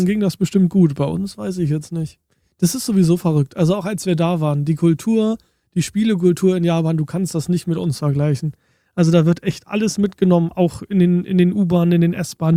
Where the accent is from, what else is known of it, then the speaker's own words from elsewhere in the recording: Germany; bei uns in Deutschland